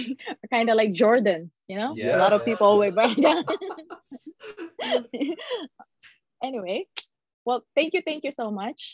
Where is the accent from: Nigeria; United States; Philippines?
Philippines; also born or lived in Saudi Arabia; now in Coquitlam, Canada; I was born in Saudi Arabia. I grew up in the Philippines.